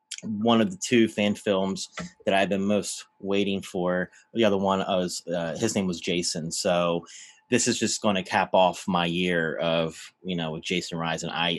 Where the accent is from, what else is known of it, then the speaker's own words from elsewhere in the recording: New Jersey, United States; my home state